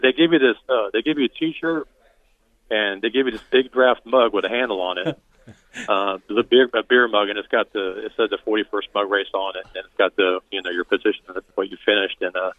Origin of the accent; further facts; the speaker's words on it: Northeast Florida, United States; all those years I surfed growing up in Northeast Florida